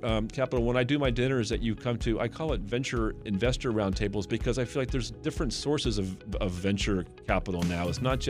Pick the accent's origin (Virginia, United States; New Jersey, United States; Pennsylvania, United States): Virginia, United States; Mount Vernon; Well, I'm a native of the region. I grew up in Mount Vernon area, Virginia.